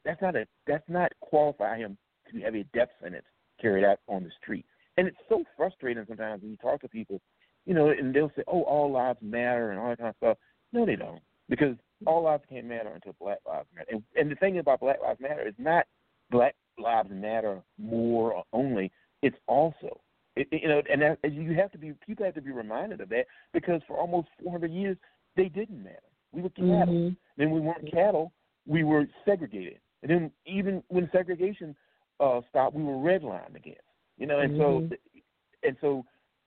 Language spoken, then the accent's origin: English; Virginia, United States; I grew up in Virginia